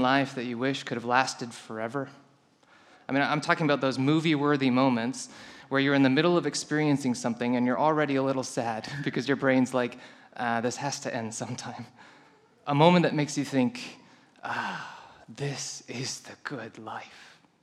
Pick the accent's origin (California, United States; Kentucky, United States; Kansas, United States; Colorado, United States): Colorado, United States; I come from Colorado, we have few tornadoes there